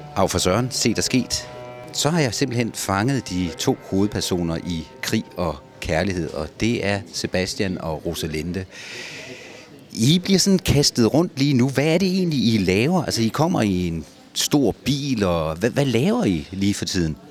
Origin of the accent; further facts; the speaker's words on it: Ribe, Southern Denmark, Denmark; jeg kommer jo fra Ribe